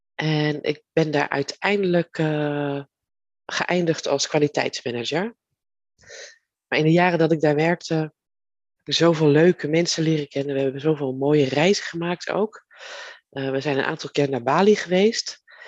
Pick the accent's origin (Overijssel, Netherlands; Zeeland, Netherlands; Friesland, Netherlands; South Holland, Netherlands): South Holland, Netherlands; Leiden; ben ik geboren in Leiden. En daar ben ik ook getogen.